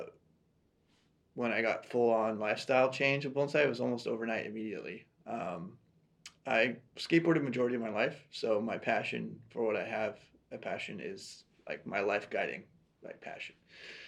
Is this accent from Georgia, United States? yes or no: no; Tualatin, Oregon, United States; moved away as an adult; now in Columbus, United States; So I grew up in Oregon, outside Portland, in a small town, now a bustling suburb called Tualatin, Oregon.